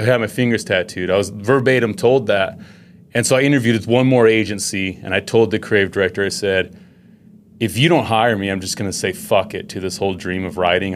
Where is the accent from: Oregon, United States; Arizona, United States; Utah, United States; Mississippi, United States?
Utah, United States; I grew up in Utah.